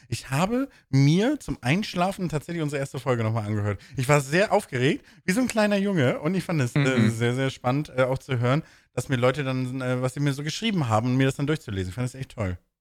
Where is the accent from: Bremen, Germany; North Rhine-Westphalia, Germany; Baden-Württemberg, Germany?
Bremen, Germany; moved away; in der Heimat, wo ich herkomme, in Bremen